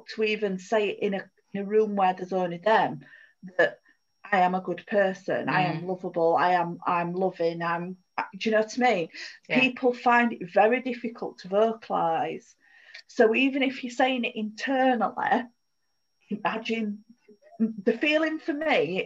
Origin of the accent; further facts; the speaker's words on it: United Kingdom; as British people